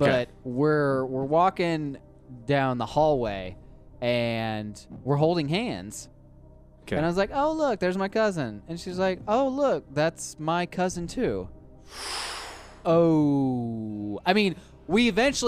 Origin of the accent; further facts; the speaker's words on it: Southern Illinois, United States; I'm from Southern Illinois